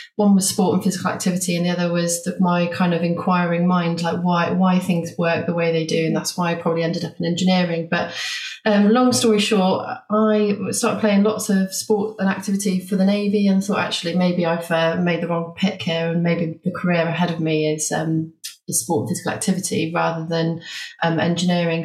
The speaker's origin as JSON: {"language": "English", "town": "Bath", "region": "South West England", "country": "United Kingdom", "tie": "born or raised there", "also_born_or_lived": "Liverpool", "moved": "as an adult", "said": "I came back to Bath, which is my hometown, to start a family."}